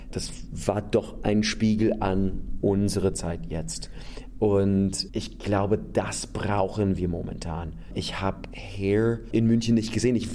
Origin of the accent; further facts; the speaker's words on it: United States; German is a second language; now in Austria; Es gibt diese Situation in Europa, ich bin Amerikaner, ich lebe in einem Land, wo ich nicht wählen darf.